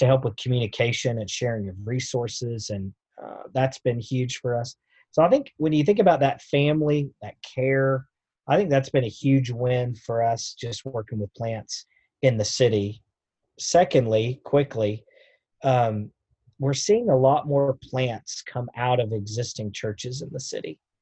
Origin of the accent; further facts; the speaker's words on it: Knoxville, Tennessee, United States; I was born in Knoxville